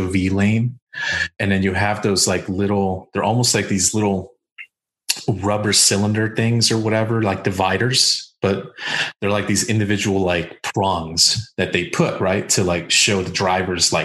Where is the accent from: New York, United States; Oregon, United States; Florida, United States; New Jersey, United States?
Florida, United States; Miami; moved away; also born or lived in Colombia; That's how high schools were when I grew up in Miami, like North Miami Senior, Pioneers, JFK Middle School